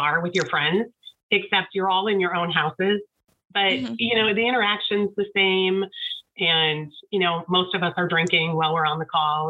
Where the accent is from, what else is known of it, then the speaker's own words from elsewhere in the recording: Watertown, Wisconsin, United States; moved away; I grew up in Watertown.